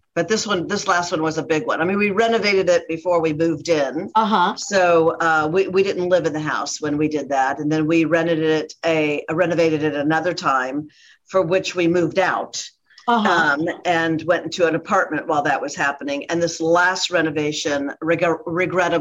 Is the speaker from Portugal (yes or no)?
no; Ohio, United States; now in Dallas, United States; I'm from Ohio